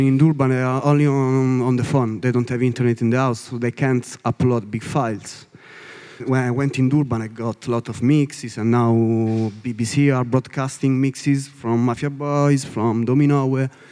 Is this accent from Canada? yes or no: no; Italy; English is a second language; from Italy. From Italy